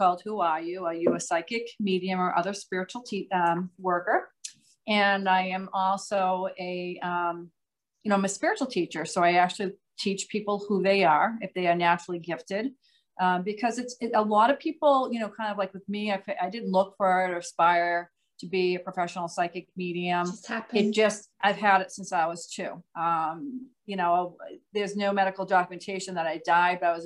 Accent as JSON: {"language": "English", "region": "Massachusetts", "country": "United States", "accent": "Massachusetts"}